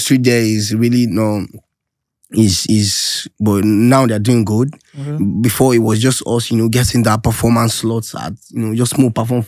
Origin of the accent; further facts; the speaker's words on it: Kano, Kano State, Nigeria; moved away; also born or lived in Kaduna; I grew up in the north. I stayed in Kano for a very long time. In fact, Kano is my home. Yeah. Okay. I grew up in Badawa.